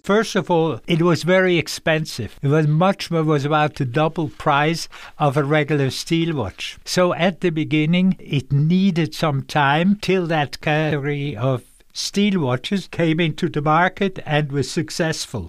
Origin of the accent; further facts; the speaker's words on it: Dübendorf, Zurich, Switzerland; I grew up in a little place called Dubendorf, but Dubendorf was the first official official airport of Zurich